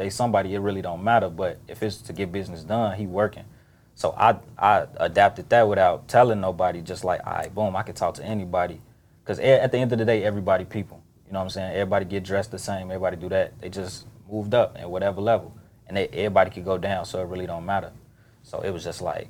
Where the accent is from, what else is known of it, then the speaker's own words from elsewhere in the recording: Chicago, Illinois, United States; I'm from the East side